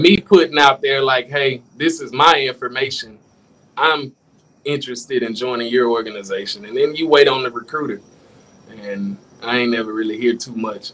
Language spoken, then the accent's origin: English; Natchez, Mississippi, United States; moved away as an adult; I'm from Mississippi.